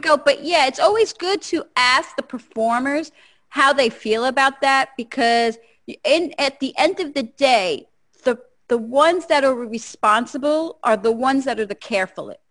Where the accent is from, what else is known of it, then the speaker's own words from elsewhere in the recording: New Jersey, United States; I'm from Jersey